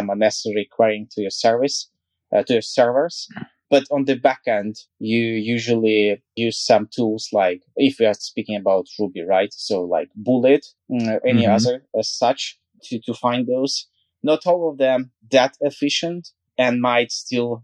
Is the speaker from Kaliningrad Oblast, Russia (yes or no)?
yes; Kaliningrad, Kaliningrad Oblast, Russia; I'm from West Russia, Kaliningrad.